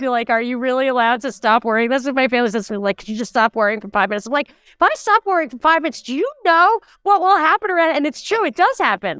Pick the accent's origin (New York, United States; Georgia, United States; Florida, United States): New York, United States; growing up in New York with mosquito bites and humidity